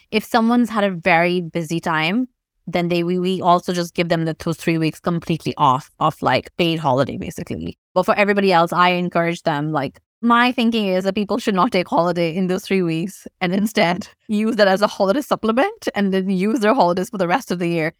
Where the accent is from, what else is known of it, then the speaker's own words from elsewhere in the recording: Pakistan; moved away; I grew up in Pakistan